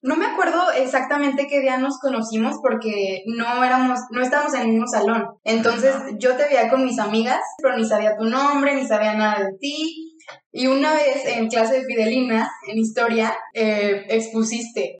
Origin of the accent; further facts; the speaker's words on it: León, Guanajuato, Mexico; now in Guadalajara, Mexico; soy de León, Guanajuato